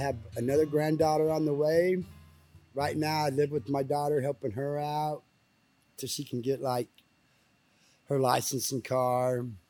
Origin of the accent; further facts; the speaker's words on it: Bethany, Oklahoma, United States; now in Wewoka, United States; Bethany, Oklahoma.